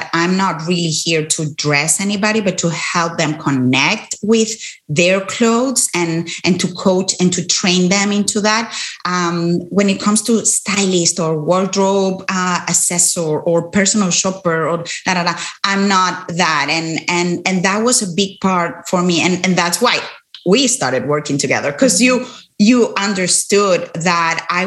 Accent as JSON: {"language": "English", "country": "Spain", "moved": "yes", "said": "I'm originally from Spain"}